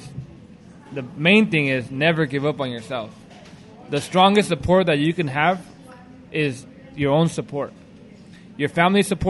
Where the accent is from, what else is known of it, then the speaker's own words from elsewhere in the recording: Whittier, California, United States; I'm from Whittier